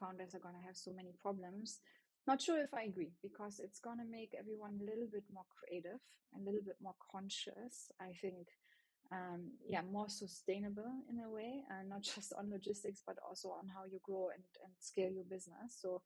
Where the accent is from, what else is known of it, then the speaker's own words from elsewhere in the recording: Germany; accent: German; English is a second language; you hear my German accent